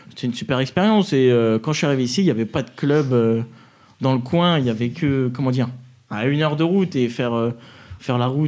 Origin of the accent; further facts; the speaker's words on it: Ardennes, Grand Est, France; moved away as an adult; now in near Orange, France; je suis pas du tout natif de la région. Je viens des Ardennes, dans le nord-est.